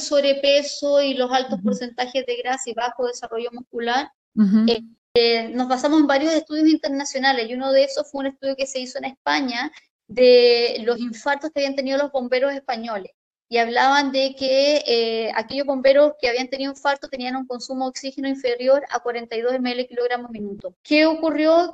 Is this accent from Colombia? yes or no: no; Chile; yo soy bombero acá en mi país